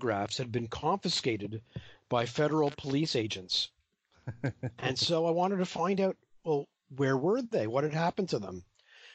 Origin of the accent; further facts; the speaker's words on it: Canada; I'm from Canada